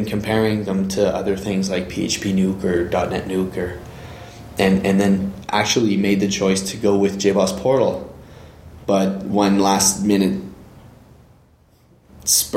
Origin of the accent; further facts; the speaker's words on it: Canada; also born or lived in Northern Ontario; I'm a Canadian country boy, married with children, living in Northern Ontario